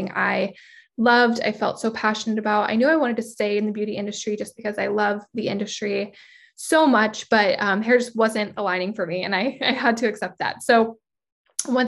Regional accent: San Diego, California, United States; I am born and raised in San Diego. I've been in San Diego my whole life, probably will never leave

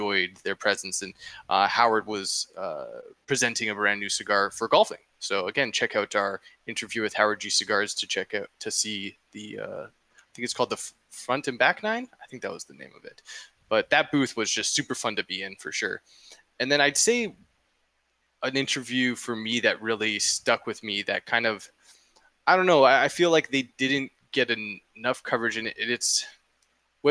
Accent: Canada; I'm not even American. Like, you know, it's like, I'm Canadian

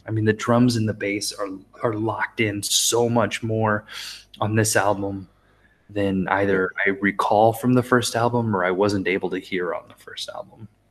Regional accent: United States; as the American

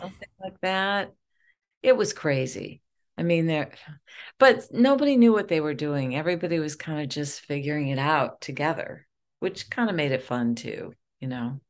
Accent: Detroit, Michigan, United States; I am from Detroit

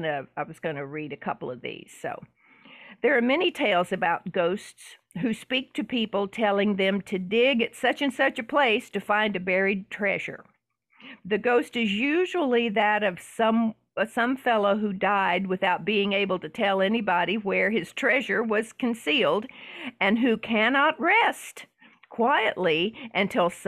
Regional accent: the South, Southern United States, United States; accent: Southern; I kind of lean into my Southern accent

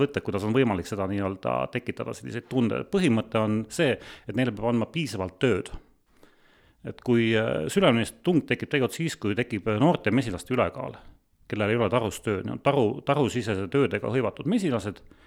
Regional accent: Sangaste, Valga County, Estonia; ma olen tegelikult Sangasest pärit

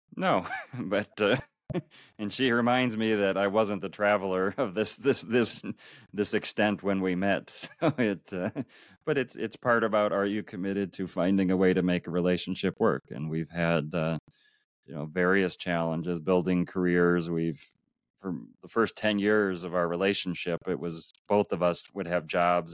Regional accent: Minneapolis, Minnesota, United States; I grew up in Minneapolis, Minnesota, in the U S

